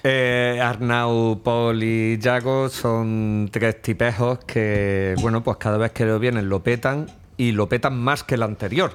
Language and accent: Spanish; Málaga, Andalusia, Spain; somos de Málaga